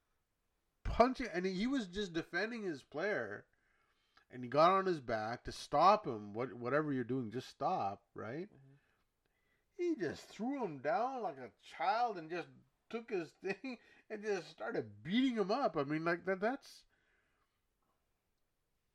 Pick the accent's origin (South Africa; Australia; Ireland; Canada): Canada; I'm Canadian